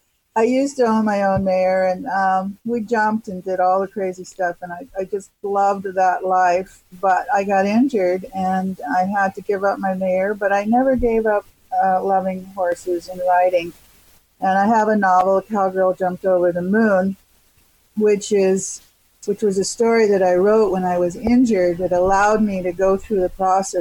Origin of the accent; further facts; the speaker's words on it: Alaska, United States; moved away as an adult; also born or lived in Los Angeles, California; now in California, United States; I'm from Alaska. So I've lived in California all my adult life, but my young years were in nature